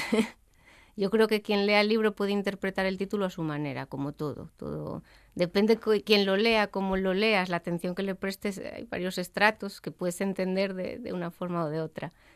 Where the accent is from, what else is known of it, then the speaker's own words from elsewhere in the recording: Gijón, Asturias, Spain; yo soy de Gijón